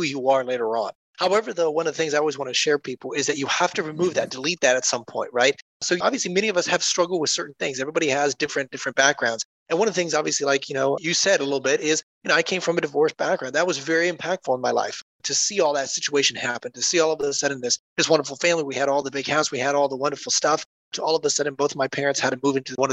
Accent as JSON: {"language": "English", "town": "Columbus", "region": "Ohio", "country": "United States", "also_born_or_lived": "North Carolina", "said": "I am actually here from Columbus, Ohio, then moved down to North Carolina, was living there for a few years, then came back up to Ohio"}